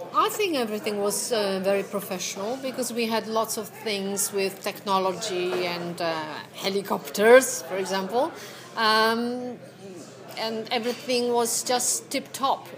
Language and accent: English; Poland; English is a second language; moved away; I'm Polish originally